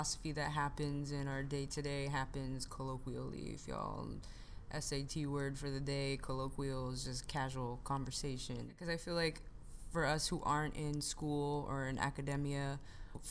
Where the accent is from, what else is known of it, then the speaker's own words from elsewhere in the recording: San Francisco, California, United States; I'm from the Bay